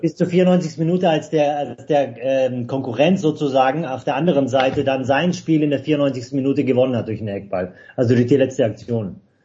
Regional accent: Stuttgart, Baden-Württemberg, Germany; ich bin in der Stadt geboren

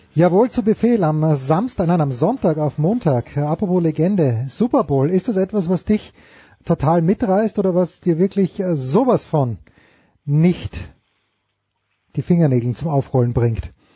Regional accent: Austria; ich bin ja Österreicher

